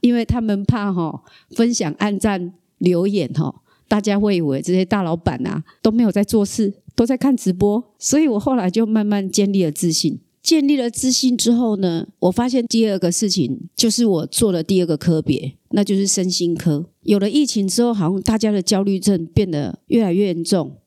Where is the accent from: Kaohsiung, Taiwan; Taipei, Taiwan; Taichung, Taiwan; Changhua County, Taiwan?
Kaohsiung, Taiwan; accent: Taiwanese Mandarin; 我只能在高雄，所以我从来都没有离开过高雄，幼稚园到研究所到工作，拿到退休金再下一个人生，又赚到第二桶金再下一个人生，我一生都想要离开高雄，始终没有能力离开